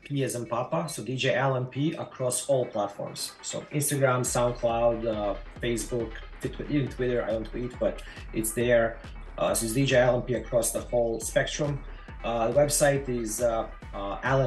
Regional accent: Croatia; moved away as an adult; also born or lived in Tampa Bay, Florida; now in St. Petersburg, United States; I was born in Croatia

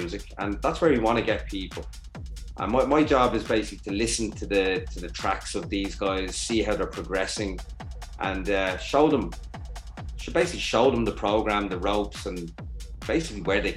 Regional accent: Ireland; also born or lived in Dublin; embrace me as your Detroit brother from Ireland

